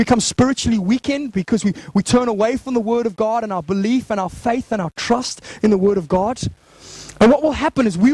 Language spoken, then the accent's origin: English; Zimbabwe; growing up in Zimbabwe